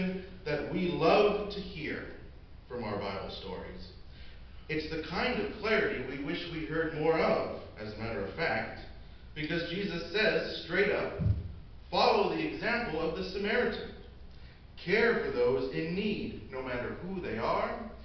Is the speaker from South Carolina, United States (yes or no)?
no; Decatur, Illinois, United States; I am from Decatur, Illinois. That's my hometown